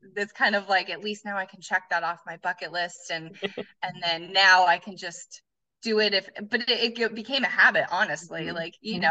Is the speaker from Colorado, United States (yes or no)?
yes; Colorado, United States; moved away as an adult; now in Arizona, United States; I was born and raised in Colorado, and I lived there all through growing up and, and into high school